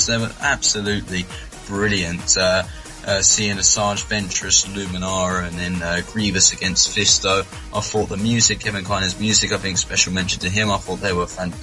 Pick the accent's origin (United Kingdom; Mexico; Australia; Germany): United Kingdom; accent: British; my British accent